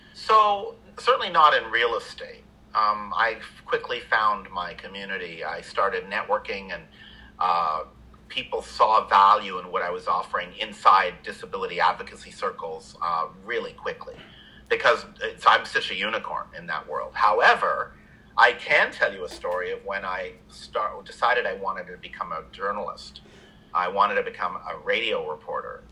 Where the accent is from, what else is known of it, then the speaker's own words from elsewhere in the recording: Canada; moved away; I grew up in Canada